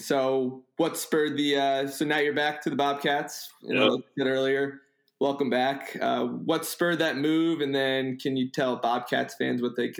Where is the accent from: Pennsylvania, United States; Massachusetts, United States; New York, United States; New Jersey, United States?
New Jersey, United States; I grew up in New Jersey